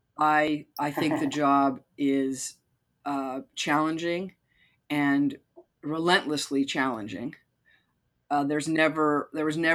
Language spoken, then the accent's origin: English; Utah, United States; I grew up Mormon in Utah.